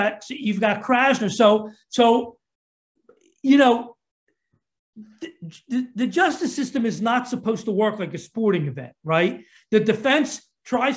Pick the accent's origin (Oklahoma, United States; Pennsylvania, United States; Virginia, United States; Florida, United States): Pennsylvania, United States; Philadelphia; Philadelphia, my hometown